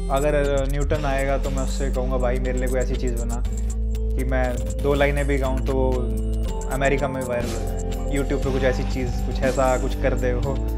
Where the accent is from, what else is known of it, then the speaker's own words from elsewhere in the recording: Haryana, India; देसी है हम हरियाणा से बिलोंग करते हैं